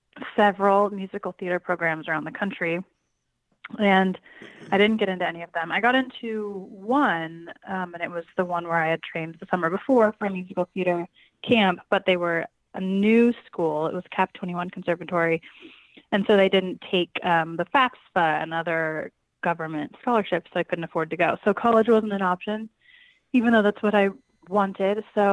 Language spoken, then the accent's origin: English; Springfield, Oregon, United States; also born or lived in Alameda, California; now in Los Angeles, United States; I'm originally from, I was born in Alameda, California, and then moved to Springfield, Oregon when I was about 3 months old with my mom, and that's where I grew up.